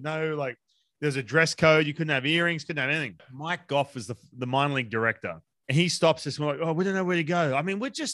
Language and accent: English; Australia; moved away; I'm from Australia